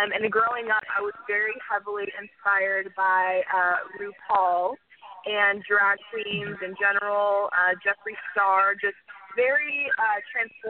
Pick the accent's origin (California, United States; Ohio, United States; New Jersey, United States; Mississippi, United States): California, United States; Corona; I grew up in Southern California in Corona, Riverside area